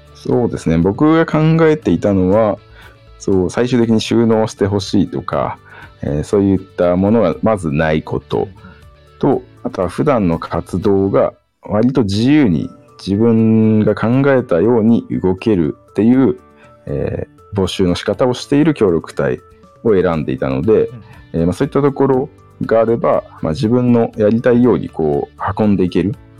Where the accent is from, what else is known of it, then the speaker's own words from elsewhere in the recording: Sapporo, Hokkaido, Japan; moved away as an adult; also born or lived in Aomori / Tokyo; now in Shibata, Japan; 私は出身は北海道札幌市